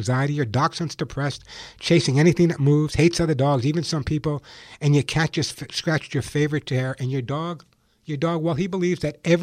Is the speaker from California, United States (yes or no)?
yes; Santa Monica, California, United States; calling from my hometown of Santa Monica, California.